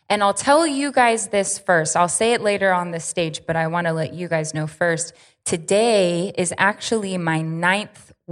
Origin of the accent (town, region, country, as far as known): California, United States; accent: California